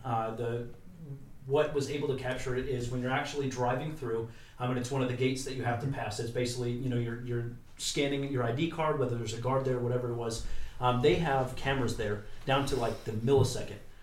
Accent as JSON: {"language": "English", "country": "United States", "said": "We are the American people."}